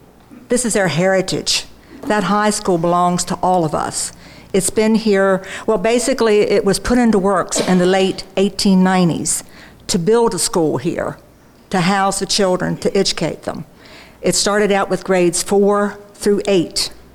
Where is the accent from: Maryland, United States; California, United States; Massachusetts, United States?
Maryland, United States; Centerville; also born or lived in St. Louis; I was born and raised in Centerville, and I lived here mostly all of my life. I did move to the big city of St. Louis for a while, but moved back with my husband. This is home. This is our heritage.